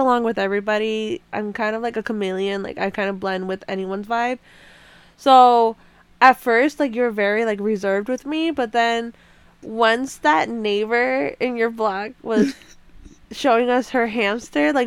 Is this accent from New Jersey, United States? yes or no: yes; New Jersey, United States; I was born and raised in New Jersey. You know my Jersey peoples